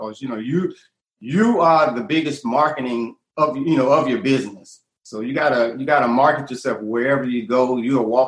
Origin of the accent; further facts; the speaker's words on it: Atlanta, Georgia, United States; I'm from Atlanta, you know, and I've been here about 35 years now.